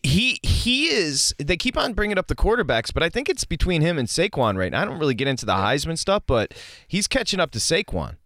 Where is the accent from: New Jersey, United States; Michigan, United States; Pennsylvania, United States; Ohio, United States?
Michigan, United States; growing up in Michigan.